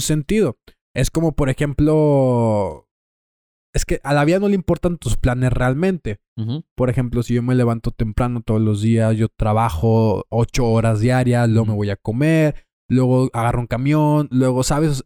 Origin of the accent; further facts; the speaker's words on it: Torreón, Coahuila, Mexico; eres mexicano, somos de Torreón